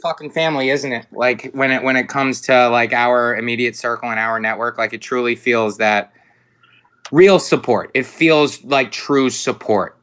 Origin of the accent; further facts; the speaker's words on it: Hampton Bays, New York, United States; Hampton Bays, my hometown, our colors are purple